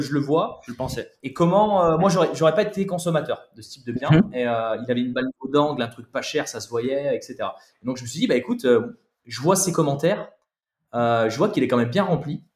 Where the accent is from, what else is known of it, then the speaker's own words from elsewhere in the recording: Saint-Étienne, Auvergne-Rhône-Alpes, France; on est de Saint-Etienne